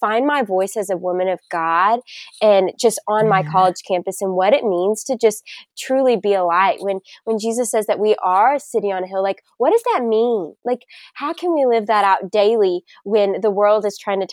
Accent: Bentonville, Arkansas, United States; moved away as an adult; also born or lived in Tennessee; I am originally from Arkansas. The Bentonville area. So if you're familiar with Walmart, it is the hometown of good old Walmart. And I'd never moved before going to college

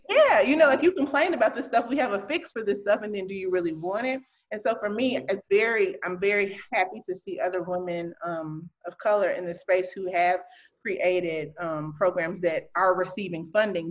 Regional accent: Chicago, Illinois, United States; now in Milwaukee, United States; I'm originally from Chicago

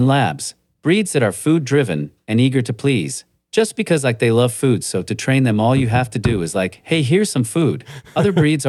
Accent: North Bay, Ontario, Canada; I'm from North Bay.

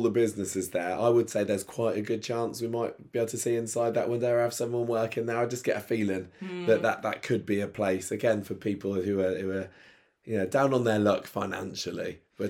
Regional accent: Midlands, United Kingdom; Well, yeah, I mean, I come from the Midlands and that's definitely a thing there, Chinese and chips.

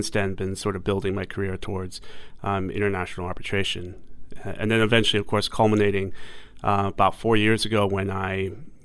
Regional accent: New York, United States; moved away as an adult; now in Hong Kong; I'm technically from the U.S. I was born in New York, in Flushing, Queens, as most Asian Americans are born on the East Coast, and grew up most of my life in the U.S., but then about half my life here in Hong Kong

